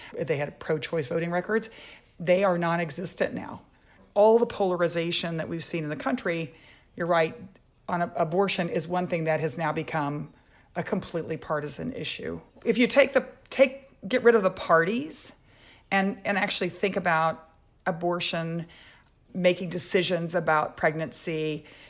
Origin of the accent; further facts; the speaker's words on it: Texas, United States; I grew up in Texas